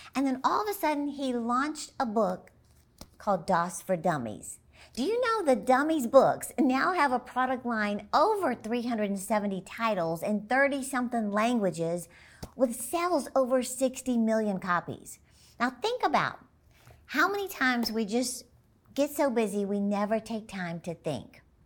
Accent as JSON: {"language": "English", "town": "Dallas", "region": "Texas", "country": "United States", "tie": "born or raised there", "said": "my hometown, basically, Dallas, Texas"}